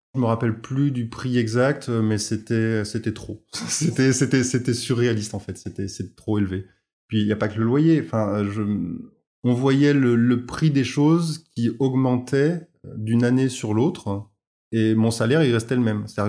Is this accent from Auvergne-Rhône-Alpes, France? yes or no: yes; Auvergne-Rhône-Alpes, France; moved away; also born or lived in Paris / south of France / Beaujolais / Franche-Comté; J'ai grandi à la campagne, dans un petit village de, la région Rhône-Alpes